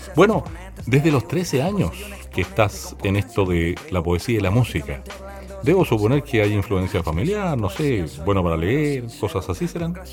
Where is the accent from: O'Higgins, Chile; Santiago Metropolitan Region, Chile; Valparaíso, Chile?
Valparaíso, Chile; now in Quilpué, Chile; Yo soy, porteño de Valparaíso, aunque vivo en Quilpue hace muchos años